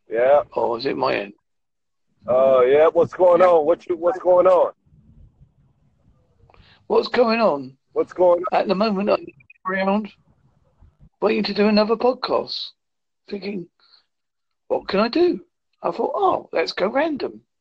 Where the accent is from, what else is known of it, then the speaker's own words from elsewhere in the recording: United Kingdom; No, I am from Great Britain.